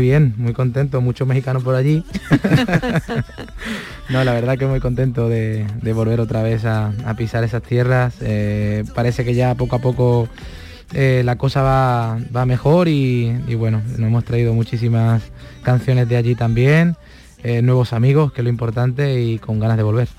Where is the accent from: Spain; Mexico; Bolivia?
Spain; Córdoba, Andalusia; yo soy cordobés